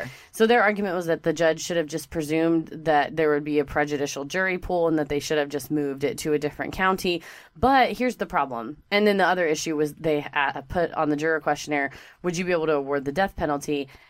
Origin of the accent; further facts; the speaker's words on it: Texas, United States; And it's because we're from Texas.